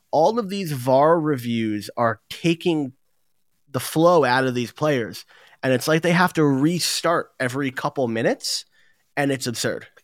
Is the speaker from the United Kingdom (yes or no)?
yes; England, United Kingdom; now in New Jersey, United States; I'm English, I'm sitting in New Jersey in the United States